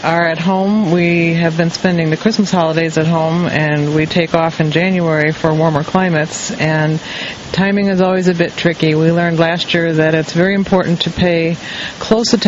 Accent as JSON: {"language": "English", "town": "Chicago", "region": "Illinois", "country": "United States", "said": "We're from the Windy City area"}